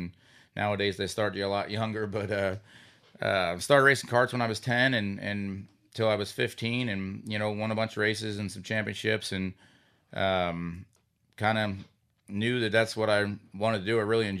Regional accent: Sinking Spring, Pennsylvania, United States; Yeah, I'm originally from Sinking Spring, Pennsylvania, and grew up in kind of somewhat of a racing family.

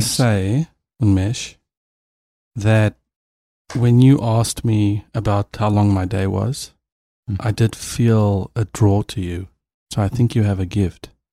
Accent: South Africa; I'm a South African

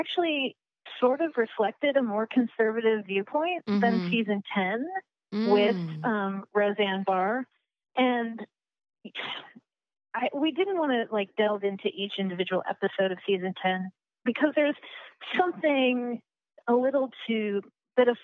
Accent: Colorado, United States; I'm from Colorado

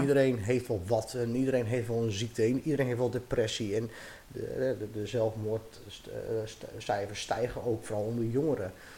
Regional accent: Dronten, Flevoland, Netherlands; moved away; also born or lived in Utrecht / Ermelo; ik ben geboren in Utrecht, opgegroeid in Dronten.

